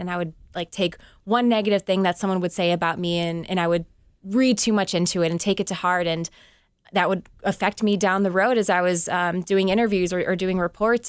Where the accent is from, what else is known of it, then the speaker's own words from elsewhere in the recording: Cleveland, Ohio, United States; covering my hometown team